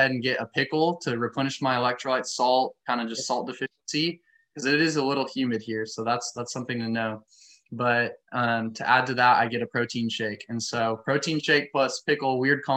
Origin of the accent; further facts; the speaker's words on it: United States; growing up in the American high school system